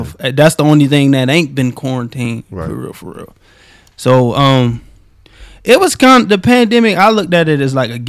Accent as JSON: {"language": "English", "town": "Baltimore", "region": "Maryland", "country": "United States", "tie": "born or raised there", "said": "growing up in Baltimore, growing up in South Baltimore, like, no matter what part of Baltimore you in, you have to keep an edge"}